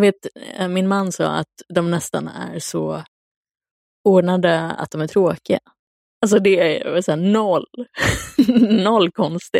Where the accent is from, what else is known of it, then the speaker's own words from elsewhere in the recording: Luleå, Norrbotten County, Sweden; moved away; jag var hemma i Luleå